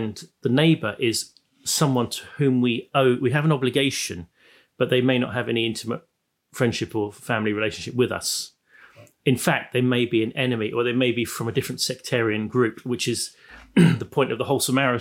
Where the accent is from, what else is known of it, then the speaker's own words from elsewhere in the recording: Plymouth, South West England, United Kingdom; I come from Plymouth